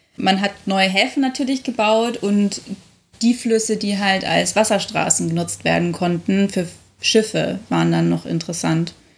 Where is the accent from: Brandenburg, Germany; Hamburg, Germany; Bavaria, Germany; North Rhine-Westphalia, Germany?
Bavaria, Germany; Munich; born or raised there